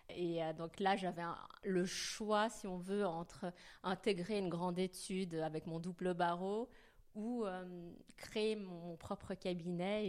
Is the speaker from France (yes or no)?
no; Geneva, Switzerland; moved away; je suis originaire de Genève, je suis née à Genève